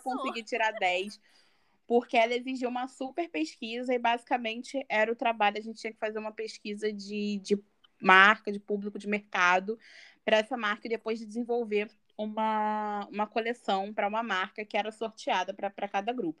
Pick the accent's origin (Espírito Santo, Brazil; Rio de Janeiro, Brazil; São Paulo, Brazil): Rio de Janeiro, Brazil; Mesquita; Sou de Mesquita. Mesquita, amo sotaque. Na Baixada Fluminense.